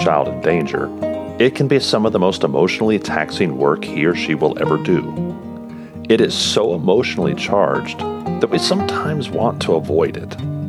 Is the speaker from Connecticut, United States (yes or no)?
no; Kansas City, Missouri, United States; my hometown of Kansas City.